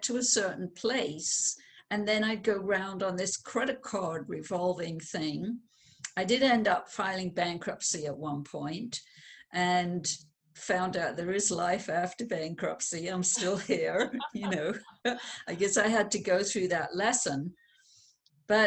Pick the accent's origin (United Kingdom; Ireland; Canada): United Kingdom; London; I was born in London, England